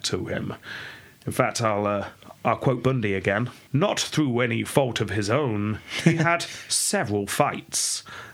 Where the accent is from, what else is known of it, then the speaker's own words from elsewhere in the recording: England, United Kingdom; growing up in England